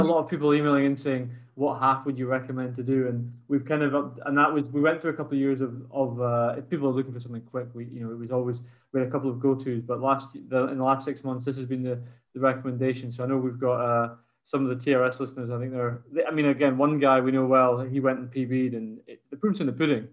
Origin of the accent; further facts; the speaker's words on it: Scotland, United Kingdom; as a Scot